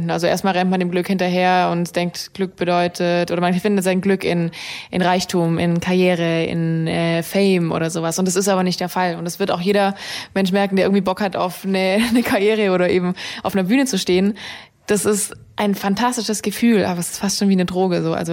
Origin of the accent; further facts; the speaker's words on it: Baden-Württemberg, Germany; accent: Swabian; Ich bin äh, in der schwäbischen Küche aufgewachsen. Ich komme aus dem, aus, aus dem Schwabeländle unter.